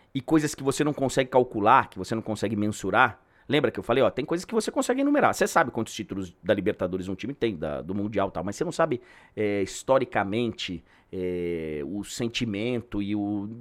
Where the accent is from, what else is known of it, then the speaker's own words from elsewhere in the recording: São Paulo, Brazil; also born or lived in Rio de Janeiro / Salvador; morei muitos anos no Rio, morei muitos anos em Salvador, tá? mas eu sou de São Paulo, moro em São Paulo